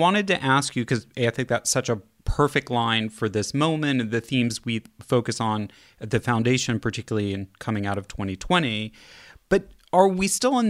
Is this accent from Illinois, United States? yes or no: no; Kansas City, Missouri, United States; moved away; also born or lived in Los Angeles; I grew up in Kansas City